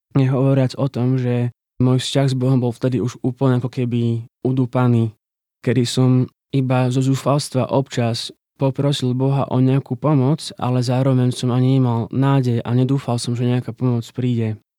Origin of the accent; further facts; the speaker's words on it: Košice, Košice Region, Slovakia; also born or lived in Žilina; now in Bratislava, Slovakia; Pochádzam z Košic a momentálne žijem v Bratislave a pracujem ako grafik